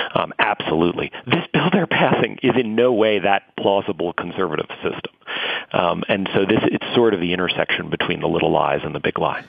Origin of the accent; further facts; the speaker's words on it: New York City, New York, United States; I grew up in and around New York City.